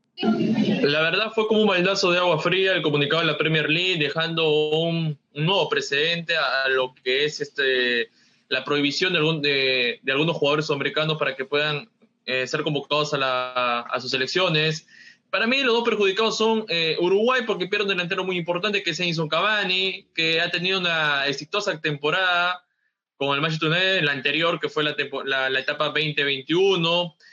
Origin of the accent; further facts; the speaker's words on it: Peru; a nosotros como peruanos